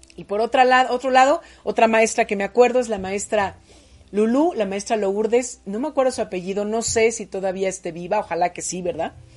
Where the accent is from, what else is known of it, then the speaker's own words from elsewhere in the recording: Puebla, Mexico; also born or lived in State of Mexico; La maestra Chuchita fue mi maestra cuando llegué a la ciudad de Puebla, yo nací en el Estado de México, cuando llegamos a la ciudad de Puebla, yo tenía seis años